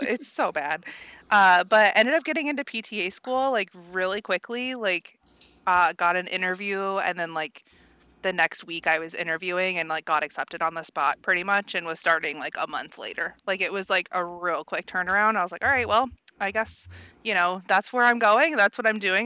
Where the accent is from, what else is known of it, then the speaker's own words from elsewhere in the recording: Central Indiana, United States; moved away as an adult; now in San Diego, United States; I'm originally from Central Indiana, um, and you know, decided to do travel and get out of the Midwest